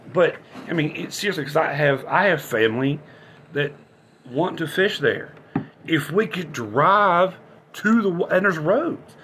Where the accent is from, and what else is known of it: West Virginia, United States